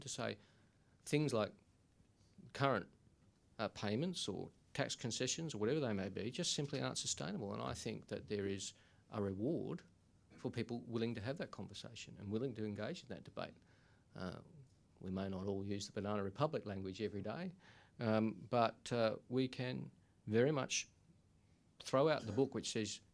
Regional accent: Sydney, New South Wales, Australia; I grew up in Smithfield in Western Sydney.

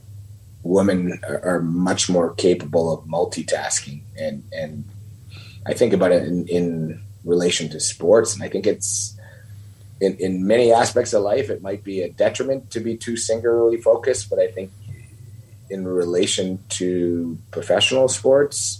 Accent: Montreal, Quebec, Canada; growing up in Montreal

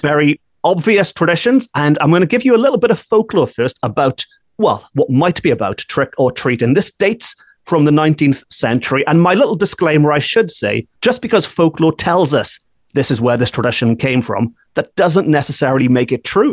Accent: Wales, United Kingdom; growing up in Wales in the 1980s, we did not have trick or treating

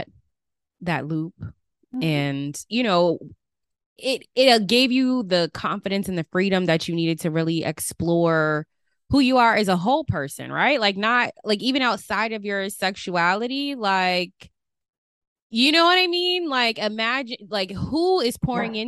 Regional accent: Las Vegas, Nevada, United States; now in Georgia, United States; I grew up in Las Vegas, Nevada.

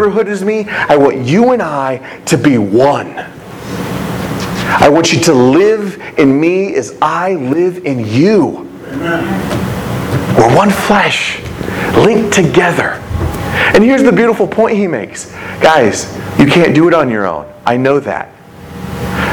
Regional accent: United States; as American people

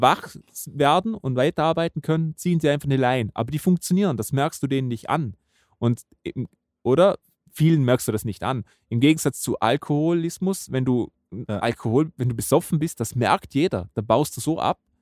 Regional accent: Vorarlberg, Austria; bei uns in Vorarlberg

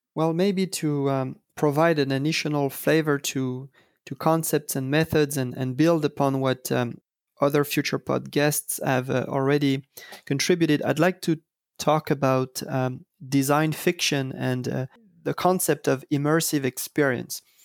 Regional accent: Paris, Île-de-France, France; I was, uh, born and raised in Paris

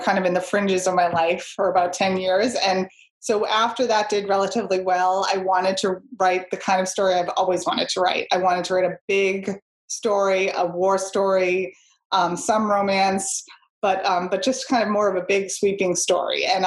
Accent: Boston, Massachusetts, United States; I grew up in Boston, you know, went into the North End all the time

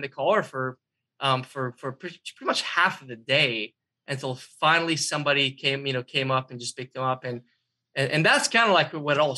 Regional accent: Baghdad, Baghdad Governorate, Iraq; English is a second language; now in United States; I grew up in Iraq, Baghdad.

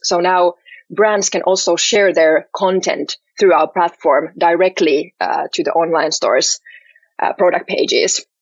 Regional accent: Helsinki, Uusimaa, Finland; I'm from Helsinki, uh, born and raised here

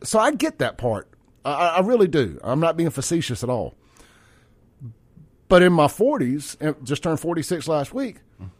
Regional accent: Jackson, Mississippi, United States; also born or lived in Rankin County, Mississippi; I grew up in South Jackson.

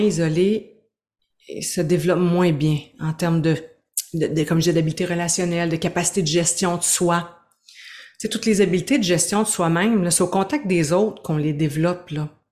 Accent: Gaspésie, Quebec, Canada; now in Quebec City, Canada; je suis une Gaspésienne exilée à Québec

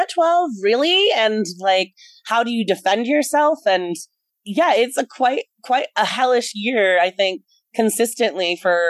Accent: Wisconsin, United States; I grew up in Wisconsin and a more liberal part of Wisconsin

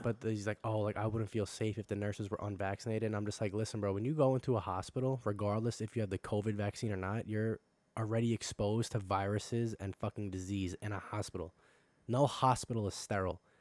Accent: Long Island, New York, United States; I'm fucking from Long Island

